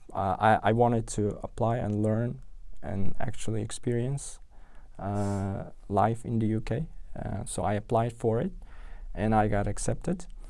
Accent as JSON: {"language": "English", "region": "Tashkent", "country": "Uzbekistan", "tie": "born or raised there", "second_language": "English", "moved": "as an adult", "lives_now": "London, United Kingdom", "said": "I was born and raised in Tashkent"}